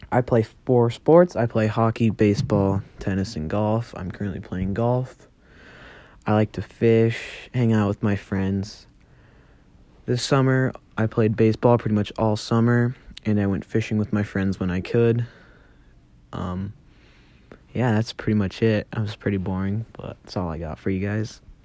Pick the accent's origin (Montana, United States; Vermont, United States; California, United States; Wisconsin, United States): Montana, United States; Havre; I was born on November 17th, right here in Havre.